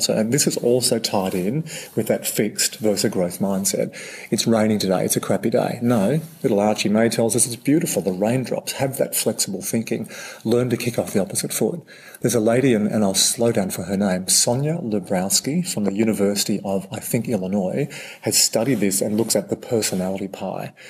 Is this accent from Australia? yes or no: yes; Australia; as an Aussie bloke